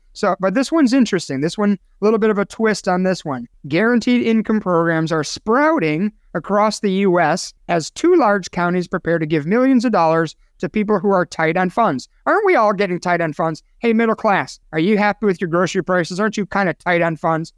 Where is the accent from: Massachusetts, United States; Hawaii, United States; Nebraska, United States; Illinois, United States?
Illinois, United States; Chicago; now in Sun City, United States; Chicago, Illinois, my hometown